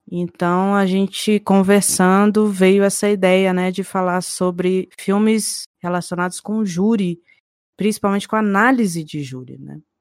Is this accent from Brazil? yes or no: yes; Brasília, Federal District, Brazil; eu sou de Brasília